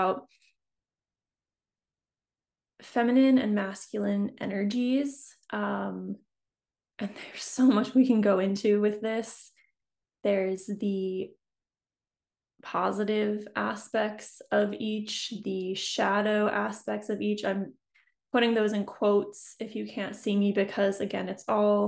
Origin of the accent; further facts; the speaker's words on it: New England, United States; moved away as an adult; now in San Diego, United States; But I'm an East Coast girl. I grew up in New England, so you know, that's where I'm from